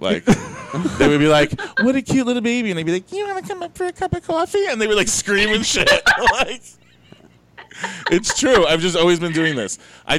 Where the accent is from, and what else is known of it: Fort Lauderdale, Florida, United States; born or raised there; accent: New York; also born or lived in Brooklyn, New York